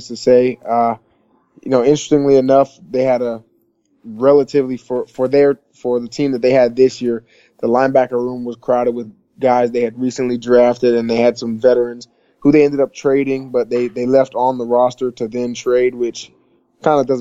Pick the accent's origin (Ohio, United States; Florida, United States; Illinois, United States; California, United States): Florida, United States; Tampa; I'm from Tampa